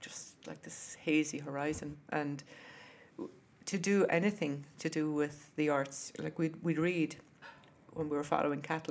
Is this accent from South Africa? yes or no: no; Wexford, Leinster, Ireland; also born or lived in Pennsylvania, United States / Brooklyn, New York, United States; now in United States; I grew up in Wexford, which is south of Dublin. Um, it's in Ireland.